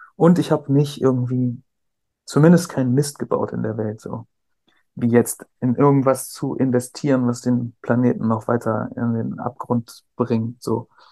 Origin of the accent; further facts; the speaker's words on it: Cuxhaven, Lower Saxony, Germany; also born or lived in near Hamburg; ich bin bei Hamburg geboren, dann in Cuxhaven groß geworden, zur Schule gegangen